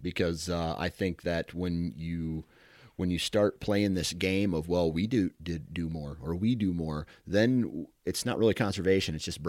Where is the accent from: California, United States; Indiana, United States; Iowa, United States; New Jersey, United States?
Iowa, United States; I'm from Iowa, one of the greatest states for whitetail hunting. That's where I cut my teeth on the outdoors.